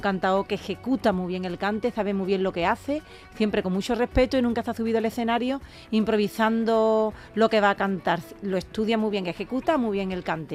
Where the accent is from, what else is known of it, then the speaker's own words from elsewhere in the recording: Jerez de la Frontera, Andalusia, Spain; el, ayuntamiento de mi tierra, de Jerez